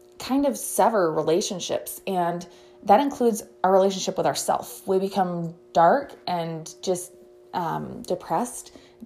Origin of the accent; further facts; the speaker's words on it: United States; we as American citizens